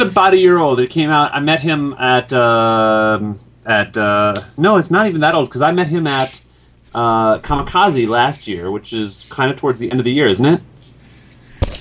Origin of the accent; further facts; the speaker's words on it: Lake Mills, Wisconsin, United States; I want Labarca ah. Burton to go to my school in Lake Mills, Wisconsin